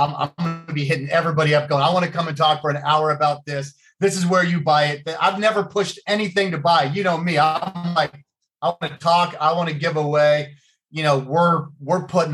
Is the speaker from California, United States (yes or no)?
yes; Thousand Oaks, California, United States; I grew up in Westlake Village / Thousand Oaks, California, a little tiny town that was about 30 miles north of Hollywood